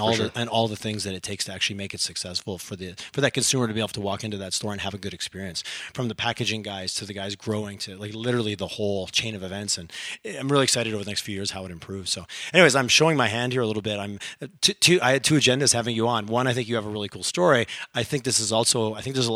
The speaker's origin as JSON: {"language": "English", "town": "Montreal", "region": "Quebec", "country": "Canada", "tie": "born or raised there", "said": "I grew up in back east and I grew up in Montreal"}